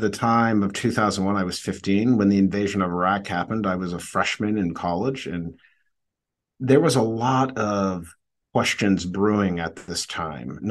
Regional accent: Needham, Massachusetts, United States; my journey really begins in the suburbs of Boston, Massachusetts. I'm from Needham

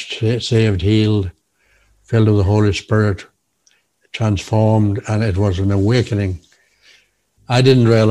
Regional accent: Monaghan, County Monaghan, Ireland; now in Belfast, United Kingdom; I was born in the Republic of Ireland, in Monaghan, on a farm near Monaghan

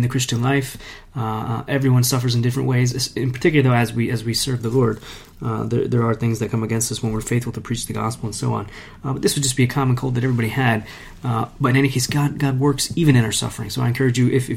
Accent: United States; now in Italy; As an American in Italy

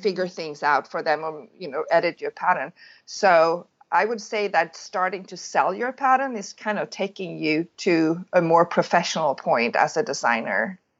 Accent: Sweden; moved away as an adult; now in California, United States; I'm born and raised in Sweden

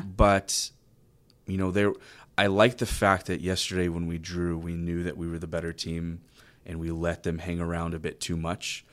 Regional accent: College Station, Texas, United States; I grew up in College Station

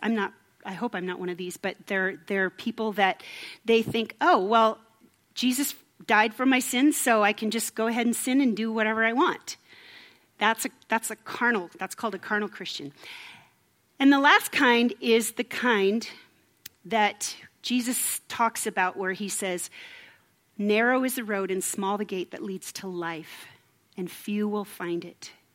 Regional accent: Minnesota, United States; moved away; I'm from Minnesota

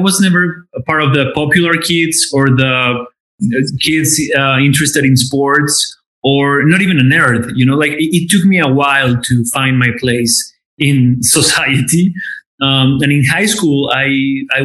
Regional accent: Aguascalientes, Mexico; also born or lived in Mexico City, Mexico; now in Los Angeles, United States; I'm from Aguascalientes

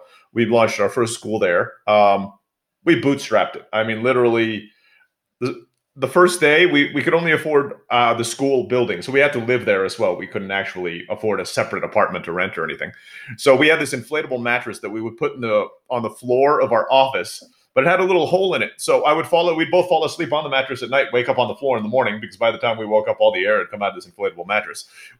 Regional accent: Turkey; also born or lived in Philippines; now in Mexico; I was born in the Philippines. My mother's from the Philippines. I grew up in Turkey. My dad's from the United States, but I live in Mexico now.

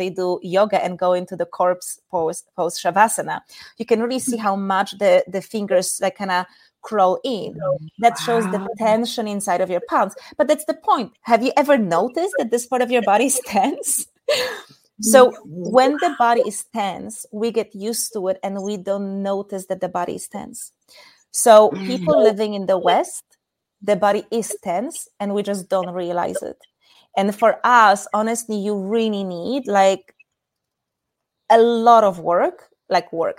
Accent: Poland; moved away as an adult; also born or lived in Asia; In case anyone is wondering about my weird accent, I'm from Poland.

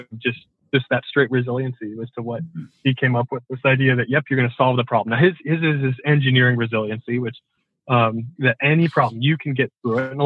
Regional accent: Port Angeles, Washington, United States; also born or lived in Seattle; I moved out from Port Angeles to the Seattle side right after I graduated high school

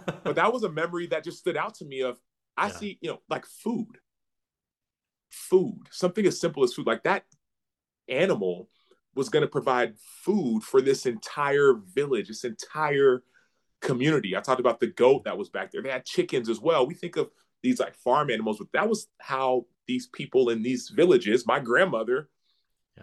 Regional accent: Dallas, Texas, United States; I grew up in Dallas. Uh, my parents were born and raised in Nigeria

